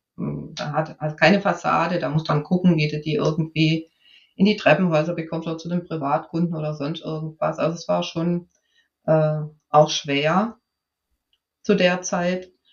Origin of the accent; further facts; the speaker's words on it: Swabia, Germany; ich bin ja Schwäbin